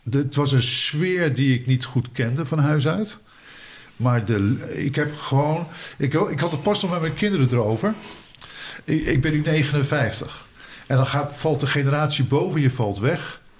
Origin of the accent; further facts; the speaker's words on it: Boskoop, South Holland, Netherlands; ik ben dus opgegroeid eh, in Boskoop.